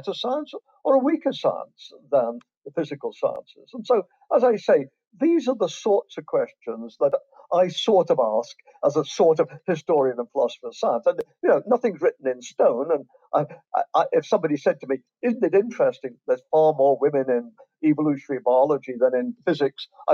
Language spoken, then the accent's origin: English; England, United Kingdom; moved away as an adult; also born or lived in Canada / Ontario, Canada; now in Florida, United States; As you can tell from my accent, I was born in England and raised in England. But when I was 22, I emigrated to Canada.